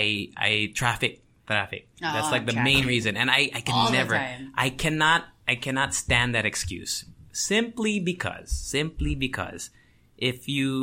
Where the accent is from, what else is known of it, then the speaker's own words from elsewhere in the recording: Tokyo, Japan; moved away; I think mixed three. I grew up in Tokyo.